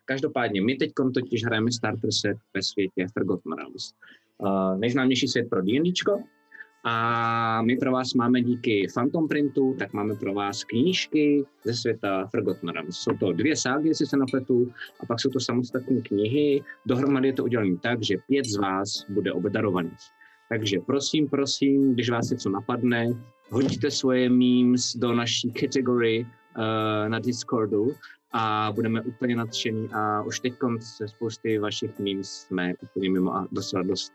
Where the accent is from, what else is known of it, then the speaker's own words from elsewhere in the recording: Czechia; Já nejsem angličan, já jsem Čech